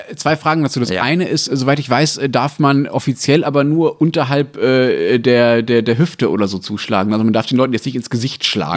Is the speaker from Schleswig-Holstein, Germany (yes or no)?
no; Berlin, Germany; als Berliner